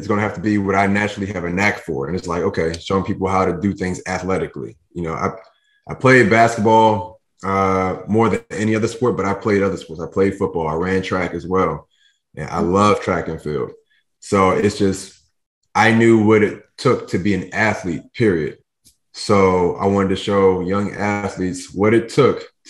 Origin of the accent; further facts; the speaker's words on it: Philadelphia, Pennsylvania, United States; moved away as an adult; now in New Jersey, United States; I'm in New Jersey now, but I grew up in Philadelphia my whole life